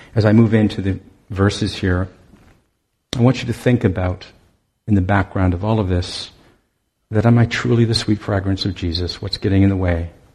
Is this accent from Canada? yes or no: yes; Owen Sound, Ontario, Canada; moved away; I'm from Owen Sound originally, and I'd returned there to work for them for a summer